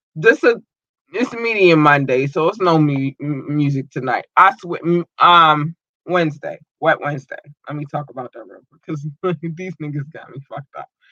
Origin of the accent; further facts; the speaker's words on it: Baltimore, Maryland, United States; I am from Baltimore